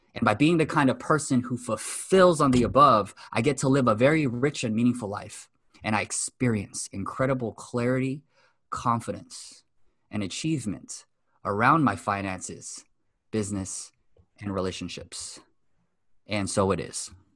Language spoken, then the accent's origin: English; Los Angeles, California, United States; also born or lived in Japan; I'm born and raised in West Los Angeles, fourth generation Japanese American